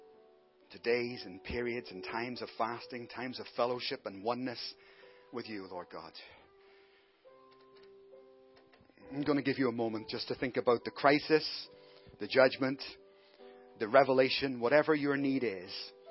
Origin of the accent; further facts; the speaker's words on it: Ireland; now in Glasgow, United Kingdom; I'm Irish.